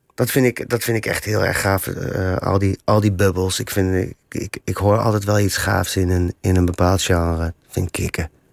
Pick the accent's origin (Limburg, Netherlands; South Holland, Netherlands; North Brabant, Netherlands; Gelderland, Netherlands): Gelderland, Netherlands; Ede; moved away; also born or lived in The Hague; ik kom uit Ede